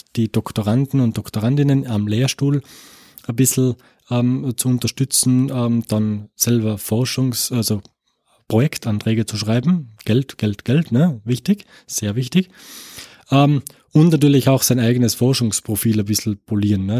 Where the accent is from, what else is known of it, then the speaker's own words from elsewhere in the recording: Tyrol, Austria; moved away as an adult; also born or lived in Innsbruck; now in Paderborn, Germany; ich bin Österreicher ähm, äh, und ähm, komme aus dem, aus dem Land Tirol